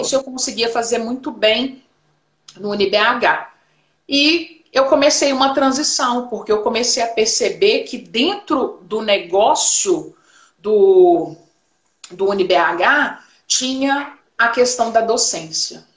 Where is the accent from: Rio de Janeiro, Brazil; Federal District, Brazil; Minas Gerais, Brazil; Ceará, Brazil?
Minas Gerais, Brazil; Belo Horizonte; eu sou de Belo Horizonte, Minas Gerais, Brasil